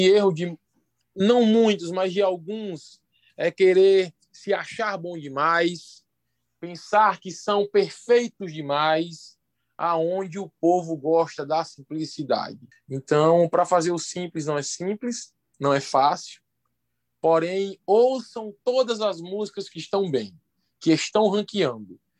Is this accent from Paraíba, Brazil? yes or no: yes; Santa Rita, Paraíba, Brazil; sou da Paraíba, sou de Santa Rita